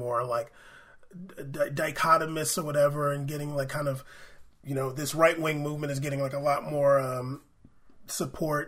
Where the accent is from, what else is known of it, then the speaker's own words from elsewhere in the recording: United States; I grew up in America.